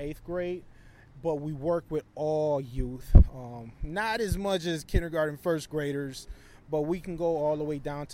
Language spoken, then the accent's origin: English; Saint Paul, Minnesota, United States; I grew up in Frogtown, right across the street from where we're located on Aurora